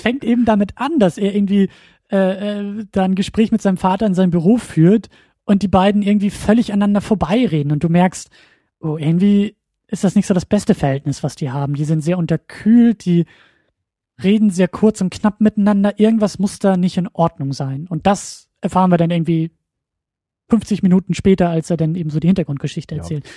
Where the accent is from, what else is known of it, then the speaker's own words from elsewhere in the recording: Husum, Schleswig-Holstein, Germany; moved away as an adult; now in Kiel, Germany; nachdem ich selber meinen Heimatort verlassen habe